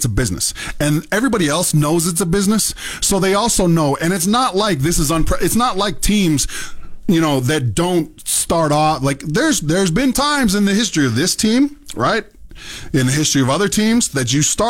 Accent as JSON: {"language": "English", "town": "Mississauga", "region": "Ontario", "country": "Canada", "tie": "born or raised there", "moved": "yes", "said": "as a kid growing up in Ontario"}